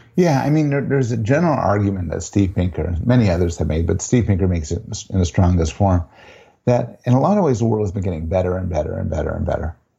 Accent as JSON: {"language": "English", "country": "Canada", "said": "I'm a Canadian, I'm Jewish, I'm a professor"}